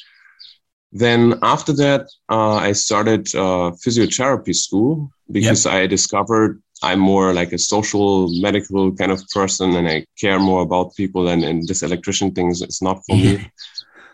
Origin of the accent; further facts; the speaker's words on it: Germany near Frankfurt, Hesse, Germany; I'm from Germany near Frankfurt.